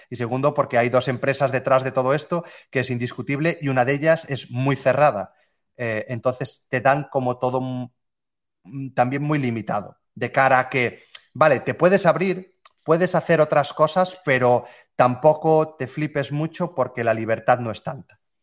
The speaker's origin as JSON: {"language": "Spanish", "region": "Galicia", "country": "Spain", "tie": "born or raised there", "said": "volví a residir a, mi ciudad natal, que es una, pequeña ciudad aquí en Galicia."}